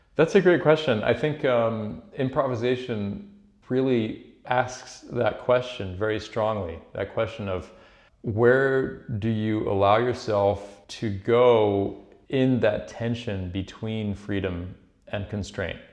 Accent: Paris, Île-de-France, France; now in New York, United States; I was born in Paris. I grew up there.

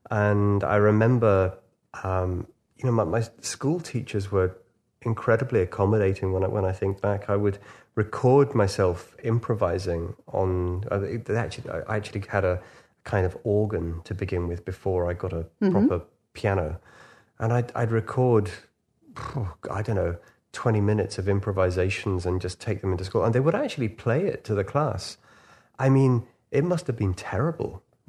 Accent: Liverpool, North West England, United Kingdom; Probably saved me from all sorts of things, you know, growing up in Liverpool.

